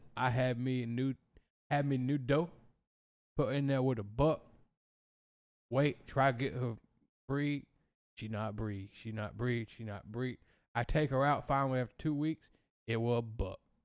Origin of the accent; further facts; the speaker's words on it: Pine Tucket, the South, United States; I grew up in Pine Tucket